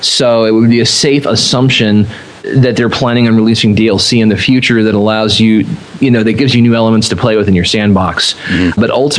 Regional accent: California, United States; I am originally from the West Coast. I'm from all over California.

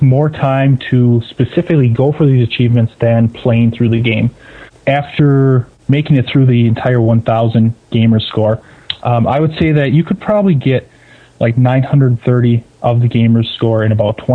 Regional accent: Milwaukee area, Wisconsin, United States; I've never lived anywhere except for this area

